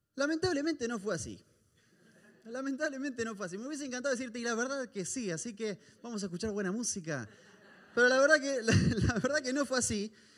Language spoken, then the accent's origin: Spanish; Argentina; moved away